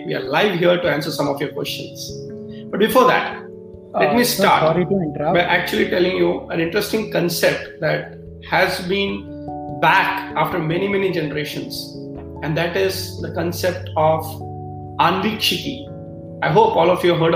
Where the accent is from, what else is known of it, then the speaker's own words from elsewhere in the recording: Mumbai, Maharashtra, India; I come from Mumbai, you know, that's where in Maharashtra we celebrate in a big way